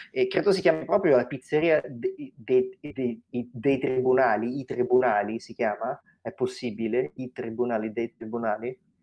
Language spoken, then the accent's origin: Italian; Rome, Lazio, Italy; io sono cresciuto a Roma